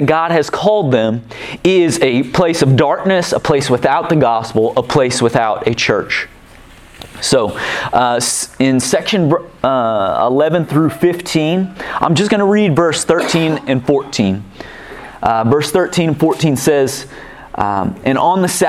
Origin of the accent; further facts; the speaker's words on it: Kansas City, United States; now in Hastings, United States; I'm from Kansas City